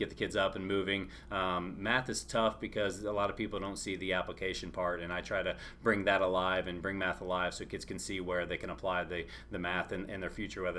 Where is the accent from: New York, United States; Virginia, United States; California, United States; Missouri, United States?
Missouri, United States; Southern Boone; moved away as an adult; also born or lived in New Bloomfield, Missouri; now in Troy, Missouri, United States; I'm from mid-Missouri. Actually, I grew up in Southern Boone, which was right by Jeff City, Columbia there. Grew up there my whole life